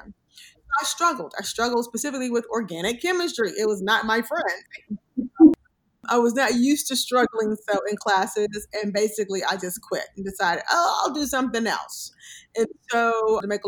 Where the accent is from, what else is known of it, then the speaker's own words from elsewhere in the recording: Mobile, Alabama, United States; also born or lived in San Antonio, Texas; now in Bloomfield, United States; born and raised in Mobile, Alabama, for the most part, by my grandmother